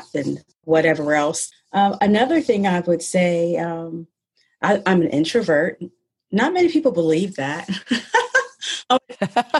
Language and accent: English; Ohio, United States; moved away as an adult; now in Massachusetts, United States; I am from Ohio, small town in Ohio